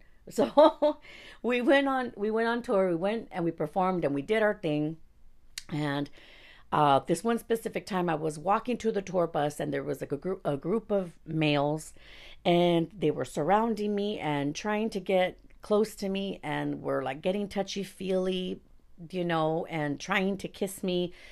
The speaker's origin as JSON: {"language": "English", "town": "Los Angeles", "region": "California", "country": "United States", "tie": "born or raised there", "said": "I was born in East Los Angeles"}